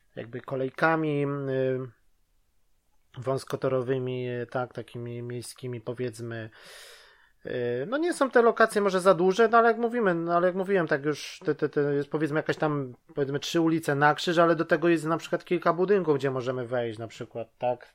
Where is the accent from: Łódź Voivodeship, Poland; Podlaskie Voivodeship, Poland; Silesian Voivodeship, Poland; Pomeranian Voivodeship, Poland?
Łódź Voivodeship, Poland; Łódź; now in United Kingdom; tutaj teraz mieszkam w Wielkiej Brytanii, ale ogólnie jestem z Łodzi